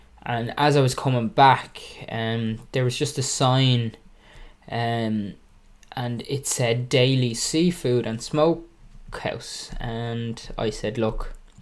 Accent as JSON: {"language": "English", "town": "Dunmore East", "region": "Munster", "country": "Ireland", "said": "I'm from Dunmore East"}